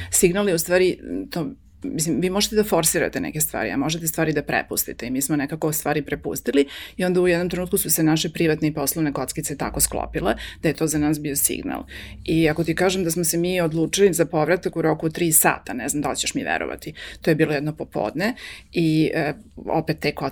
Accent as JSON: {"language": "Croatian", "country": "Serbia", "moved": "yes", "said": "naš povratak mog supruga i mene prošle godine ovde u Srbiju"}